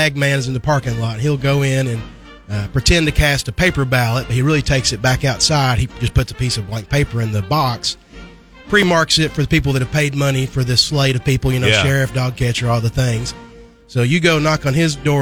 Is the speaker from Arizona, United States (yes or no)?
no; Western Kentucky, United States; I'm from Western Kentucky